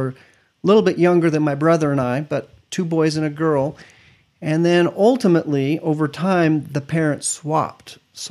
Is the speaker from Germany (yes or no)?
yes; Stuttgart, Baden-Württemberg, Germany; born there; I was born in Germany, Stuttgart.